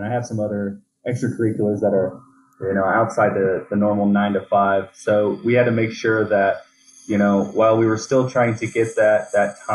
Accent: Indiana, United States; moved away as an adult; now in Colorado, United States; I come from Indiana

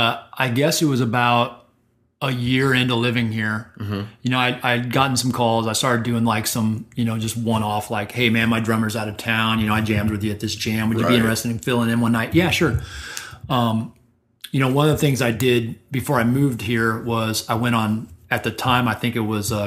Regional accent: Central Illinois, United States; moved away; I grew up in Central Illinois.

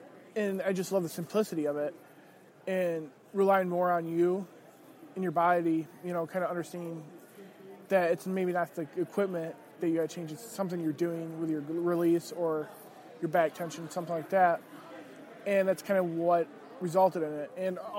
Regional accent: Michigan, United States; moved away as an adult; now in Indiana, United States; Well, I'm originally from Michigan. I was on Michigan's Backcountry Hunters and Anglers Board. I just moved to Indiana last year and became their chair.

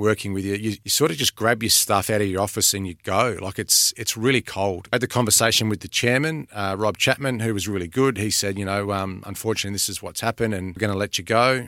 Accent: Adelaide, South Australia, Australia; moved away; Adelaide, which is my hometown

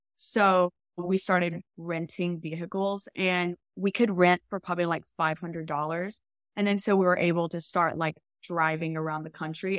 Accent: Arkansas, United States; I grew up in Arkansas

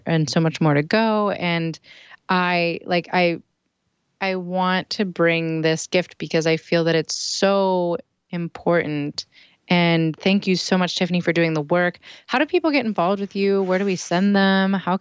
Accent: East Coast, United States; moved away; I'm originally from the East Coast

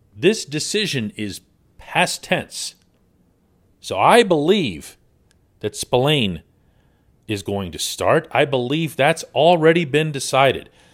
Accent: Pittsburgh, Pennsylvania, United States; I'm born and raised in Pittsburgh. I'll never leave

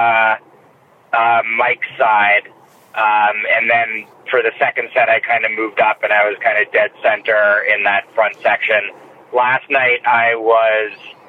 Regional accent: Boston, Massachusetts, United States; I'm from the Boston area.

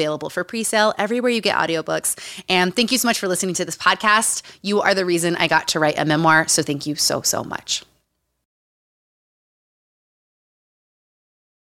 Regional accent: Utah, United States; moved away; Growing up in Utah

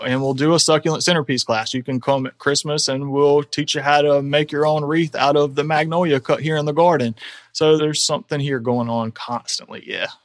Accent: Lake City, South Carolina, United States; also born or lived in Charleston; I grew up in Lake City, and Lake City maybe wasn't the most desirable place to live at that time.

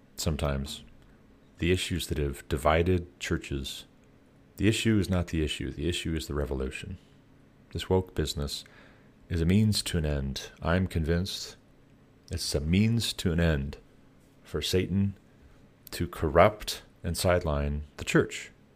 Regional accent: United States; as American taxpayers

